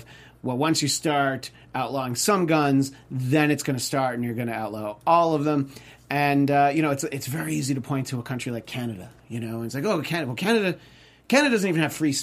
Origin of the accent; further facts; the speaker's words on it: New York, United States; I tell people I'm from New York, which is true. But I'm from right when the suburbs start to get really rural, like 45 miles northwest from Manhattan